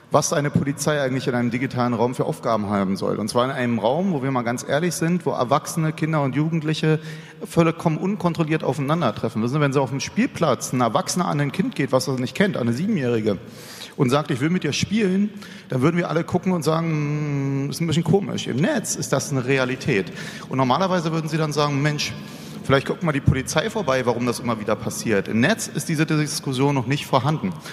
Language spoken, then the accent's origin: German; Berlin, Germany; Ich bin Berliner äh, aufgewachsen, ja, und wenn Sie in Berlin auf der Aus fahren